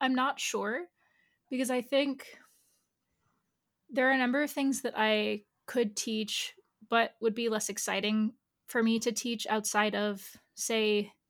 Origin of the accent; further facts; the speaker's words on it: Brazil; born there; also born or lived in Angola; the Portuguese, where I was born in Brazil, does something different than in Angola when I lived there.